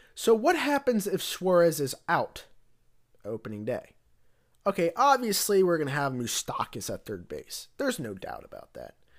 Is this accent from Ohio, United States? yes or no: yes; Cincinnati, Ohio, United States; I was born around the Cincinnati area